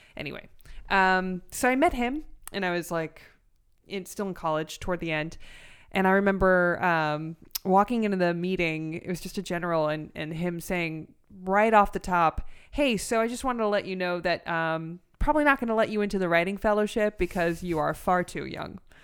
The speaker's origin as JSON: {"language": "English", "town": "Los Angeles", "region": "California", "country": "United States", "also_born_or_lived": "Orange County", "said": "I'm from North Hollywood"}